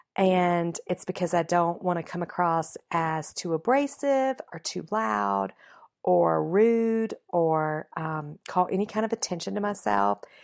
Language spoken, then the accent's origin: English; the South, United States; I was raised in the South